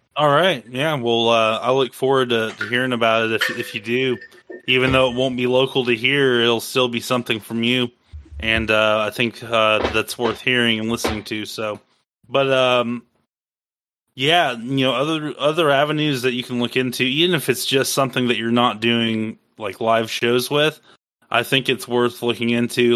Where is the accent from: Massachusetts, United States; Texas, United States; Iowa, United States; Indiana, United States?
Iowa, United States; moved away; I'm originally from Iowa, and um, I have family there.